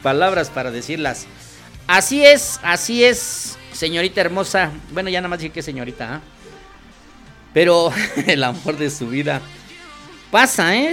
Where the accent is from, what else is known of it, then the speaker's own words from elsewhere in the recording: State of Mexico, Mexico; somos mexiquenses